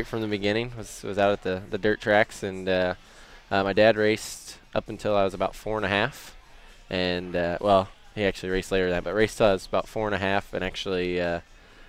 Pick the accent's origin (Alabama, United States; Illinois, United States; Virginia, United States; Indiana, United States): Indiana, United States; Noblesville; also born or lived in Carmichael, California; I moved to Noblesville when I was about 10